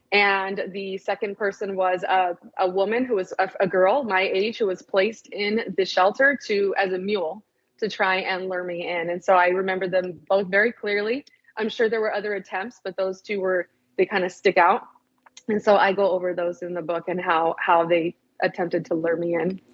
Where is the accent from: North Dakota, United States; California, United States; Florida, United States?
California, United States; San Bernardino; I'm originally from Southern California. Okay. San Bernardino is the town that I'm from